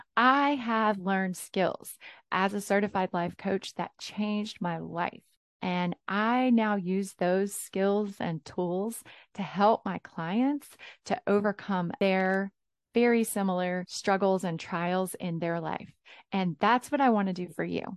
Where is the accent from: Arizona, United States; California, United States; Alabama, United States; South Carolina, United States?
South Carolina, United States; I was born and raised in South Carolina